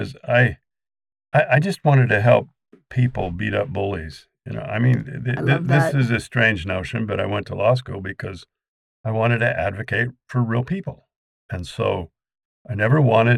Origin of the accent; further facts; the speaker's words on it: Ogden, Utah, United States; also born or lived in Arizona; now in Kaysville, United States; I was an import to Kaysville, but I grew up in Ogden